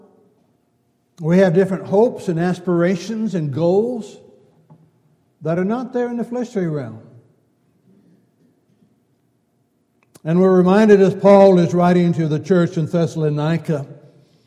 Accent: California, United States; Growing up in California

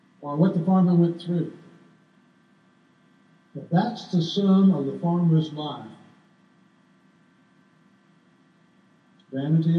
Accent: California, United States; We grew up in California and we had the carousel there

